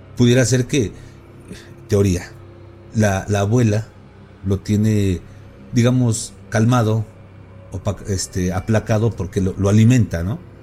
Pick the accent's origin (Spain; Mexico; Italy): Mexico